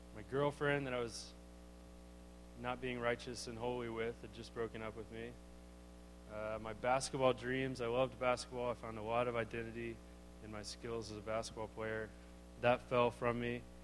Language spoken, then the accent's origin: English; Arlington, Texas, United States; I grew up, yeah, in Arlington, Texas